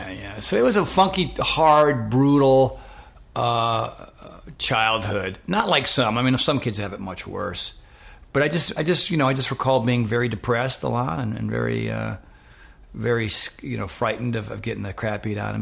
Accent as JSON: {"language": "English", "town": "Westerly", "region": "Rhode Island", "country": "United States", "tie": "born or raised there", "also_born_or_lived": "Fort Knox, Kentucky", "said": "I'm a New Englander, and I grew up in Rhode Island. I grew up in a place called Westerly, Rhode Island."}